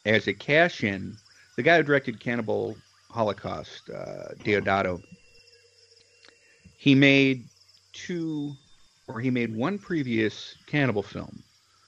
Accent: Chicago, Illinois, United States; I'm from the Chicagoland area

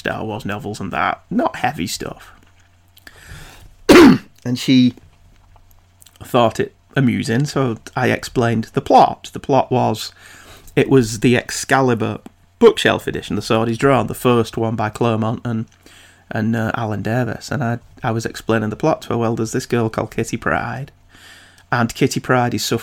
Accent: United Kingdom; I'm British

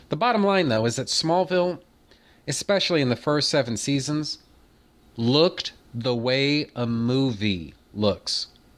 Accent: United States; I'm not Australian. I'm American. I've never been to anywhere in Australia

